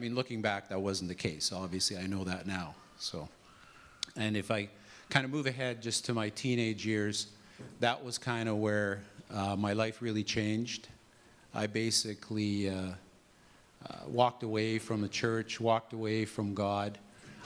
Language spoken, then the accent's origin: English; Regina, Saskatchewan, Canada; I was born in Regina in 1961, and grew up in a normal family